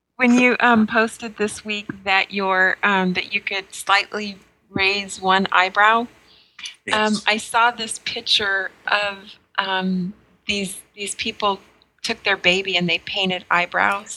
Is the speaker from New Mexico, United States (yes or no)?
yes; New Mexico, United States; moved away; I grew up in New Mexico, and I grew up right off the Navajo reservation